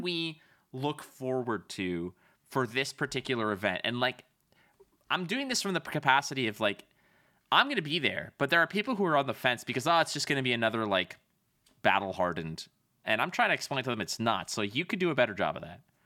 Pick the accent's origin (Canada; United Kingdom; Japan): Canada; I'm a Canadian